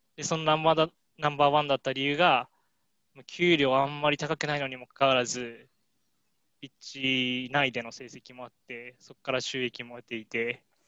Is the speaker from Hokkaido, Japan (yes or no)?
no; Miyagi, Japan; 自分の出身地が宮城県